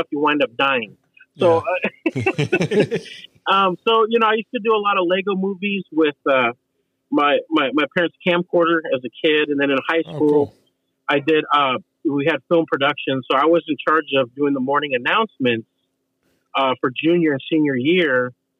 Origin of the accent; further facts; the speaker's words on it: Oregon, United States; moved away as an adult; now in Los Angeles, United States; I come from Oregon and, you know, I'm living here with all the rednecks and 4x4s and pickup trucks.